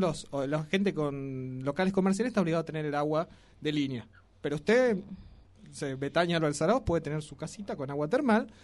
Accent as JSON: {"language": "Spanish", "region": "Río Negro", "country": "Argentina", "moved": "yes", "lives_now": "Tucumán, Argentina", "said": "yo vengo de una provincia donde no hay tradiciones, vio ustedes yo soy de Río Negro"}